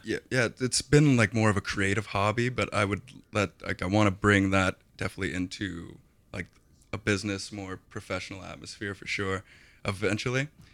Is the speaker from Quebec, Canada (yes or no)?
no; Kelowna, British Columbia, Canada; I grew up in Kelowna